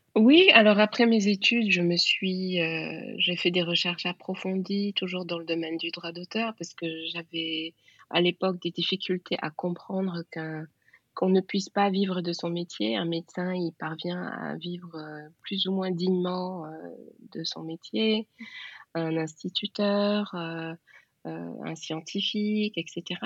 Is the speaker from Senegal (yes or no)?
yes; Senegal; je suis sénégalaise, donc je, je suis née dans un pays